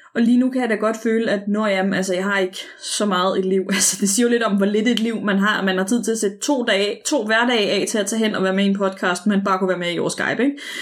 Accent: Copenhagen, Capital Region of Denmark, Denmark; jeg var en ung pige, og jeg var fra København og havde en anden dialekt.

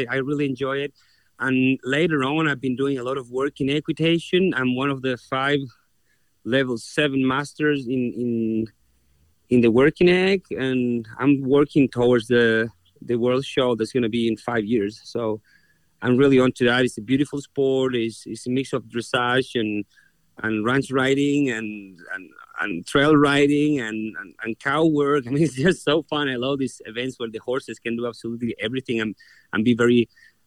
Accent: Concepción, Biobío, Chile; moved away as an adult; also born or lived in Australia; now in United States; I was born in Chile, in the city of Concepcion, which means conception. My family's been from that area since ever

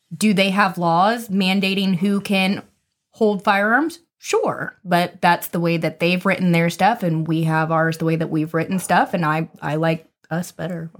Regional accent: United States; I'm, I'm American, I was born in the U S.

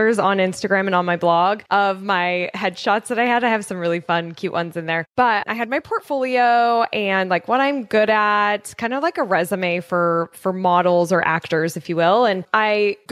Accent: Colorado, United States; I grew up in Colorado

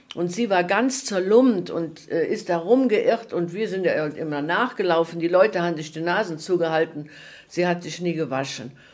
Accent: Prüm, Rhineland-Palatinate, Germany; born or raised there

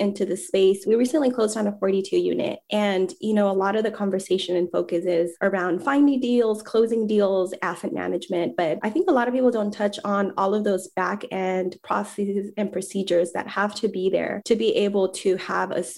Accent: Southern California, United States; moved away as an adult; now in Austin, United States; I'm originally from Southern California, born and raised, and was there for my childhood through high school, college

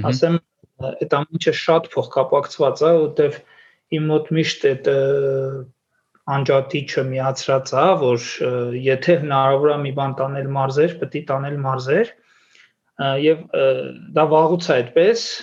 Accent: Armenia; ծնվել եմ ապրում եմ Հայաստանում, մասնագիտությամբ տնտեսագետ եմ

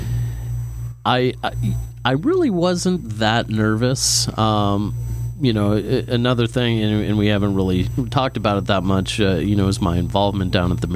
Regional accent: Fairview, Pennsylvania, United States; also born or lived in Millcreek, Pennsylvania; then we moved out to Fairview. I graduated from Fairview High School

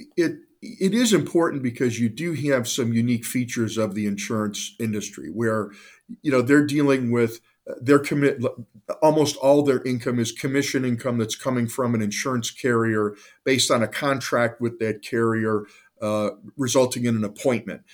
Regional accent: Cleveland, Ohio, United States; I'm a lifelong Clevelander, born and raised in the Northeastern Ohio area

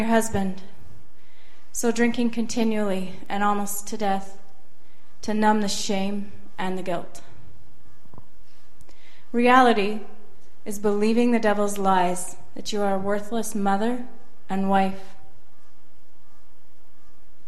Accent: Saskatoon, Saskatchewan, Canada; I am from Saskatoon, Saskatchewan, so your neighbor.

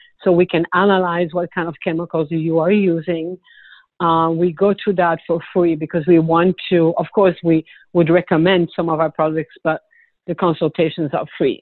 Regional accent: Belgium; also born or lived in Switzerland / Punta Gorda, Florida; now in Naples, United States; I'm originally from Belgium, but I lived in Switzerland a lot of years as well.

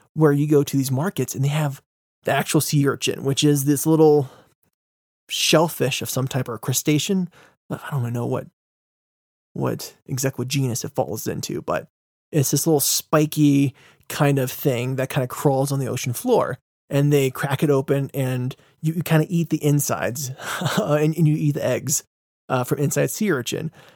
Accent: United States; I'm American

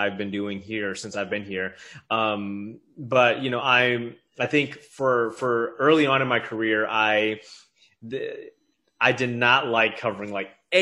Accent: Minneapolis, Minnesota, United States; moved away as an adult; also born or lived in Eugene, Oregon / Virginia Beach, Virginia; now in Atlanta, United States; I'm originally from Minneapolis, born and raised, went to college in the Twin Cities.

